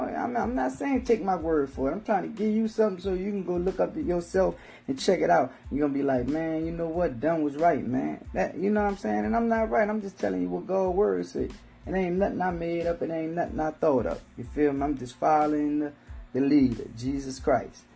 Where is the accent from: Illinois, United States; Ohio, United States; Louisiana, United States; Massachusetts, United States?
Louisiana, United States; New Orleans; accent: Southern slang; I'm from New Orleans, so, you know, Hurricane Katrina, uh, I've been through several hurricanes.